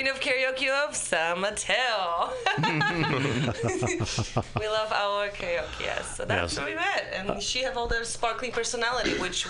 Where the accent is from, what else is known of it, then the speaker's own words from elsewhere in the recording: Poland; English is a second language; moved away as an adult; now in United States; I'm from Poland.